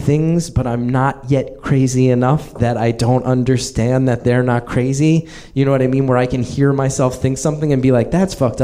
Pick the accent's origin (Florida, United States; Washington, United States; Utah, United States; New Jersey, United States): New Jersey, United States; moved away as an adult; now in Brooklyn, United States; I live in Brooklyn now, but I grew up in New Jersey